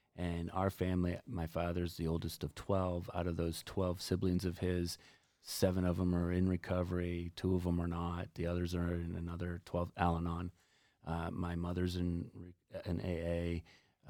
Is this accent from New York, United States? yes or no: no; New Jersey, United States; right now we're in Cape Cod, and I'm from New Jersey.